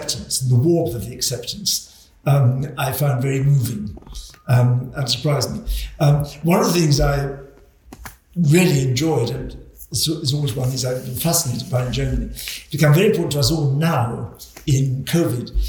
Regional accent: Scotland, United Kingdom; moved away as an adult; A Scot.

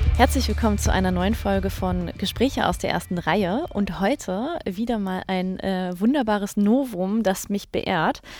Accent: Berlin, Germany; als Berlinerin

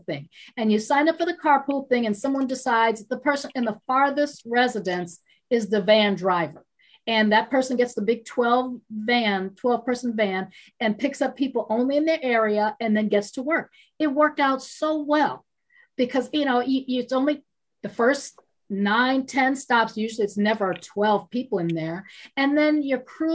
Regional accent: Chicago, Illinois, United States; now in Los Angeles, United States; I come from Chicago. I grew up riding trains, and I rode trains everywhere.

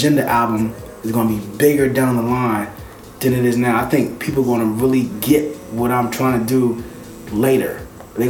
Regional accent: United States; also born or lived in Philadelphia, Pennsylvania / New Jersey; Growing up in Philly and Jersey

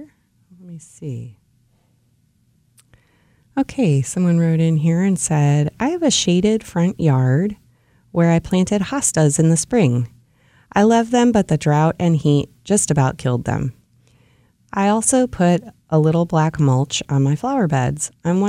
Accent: Ohio, United States; Where I grew up in Ohio, hostas are staple plants.

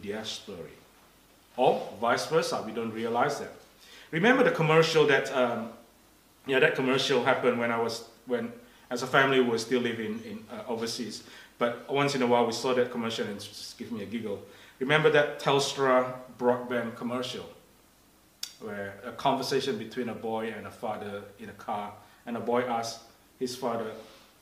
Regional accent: Indonesia; English is a second language; moved away; I grew up in Indonesia

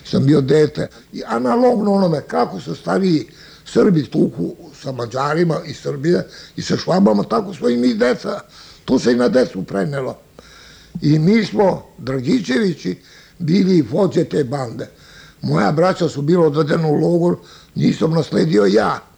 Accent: Bosnia & Herzegovina; now in Pančevo, Serbia; Mi smo sa Majevice došli ovdje u Panču.

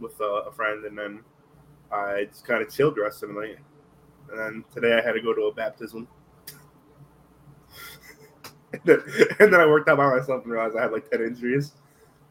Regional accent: Connecticut, United States; we're from Connecticut

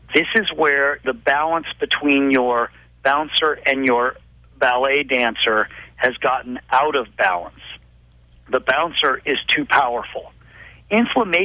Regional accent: Boulder, Colorado, United States; growing up in Colorado, in Boulder

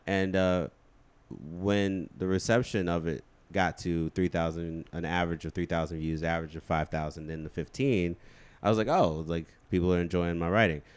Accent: Chicago, Illinois, United States; also born or lived in Hammond, Indiana; I grew up where Common grew up

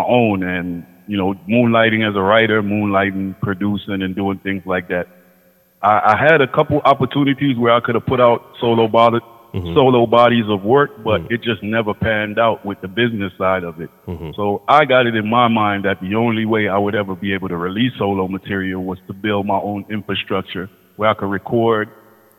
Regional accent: Washington, District of Columbia, United States; So I'm originally from Washington, D.C. But all my family and all my parents, my mother and my father are from Kingston, Jamaica

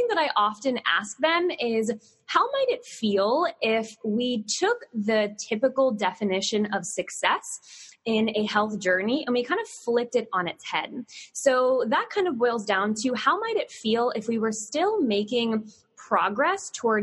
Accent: Southern Virginia, United States; growing up in the South, not as South as you, but Southern Virginia

